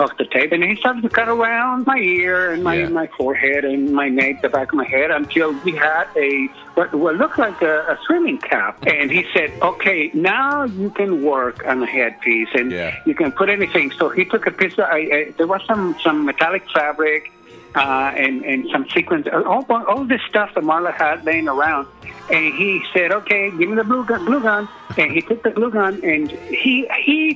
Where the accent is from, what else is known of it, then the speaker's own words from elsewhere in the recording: San Francisco, California, United States; I grew up in San Francisco